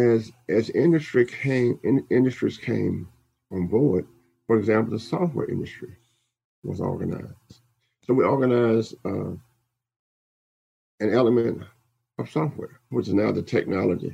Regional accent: Louisiana, United States; I'm from Louisiana

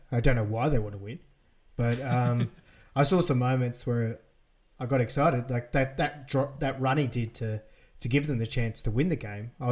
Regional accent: Australia; We apologise mm. as Australian.

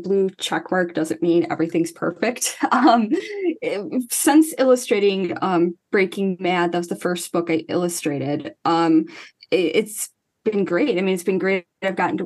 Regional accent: Chicagoland area, Illinois, United States; I'm not from Chicago itself. I'm from a suburb, but I'm from the Chicagoland area

